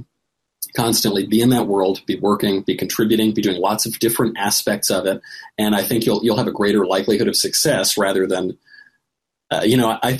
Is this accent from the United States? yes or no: yes; New York, United States; we're from New York